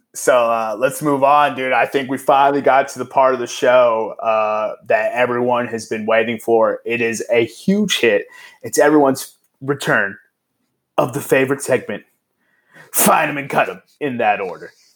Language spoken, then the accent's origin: English; El Paso, Texas, United States; my hometown's not-for-profit